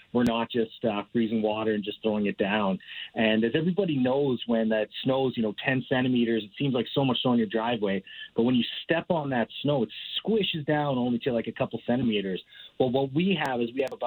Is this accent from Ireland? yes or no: no; Calgary, Alberta, Canada; I grew up in Calgary, born and raised